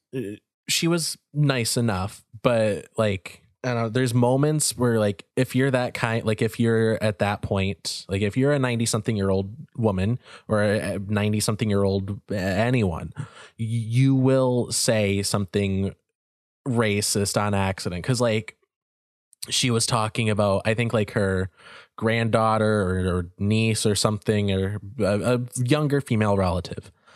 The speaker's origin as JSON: {"language": "English", "country": "United States", "said": "our country was founded on the idea of fuck the royals"}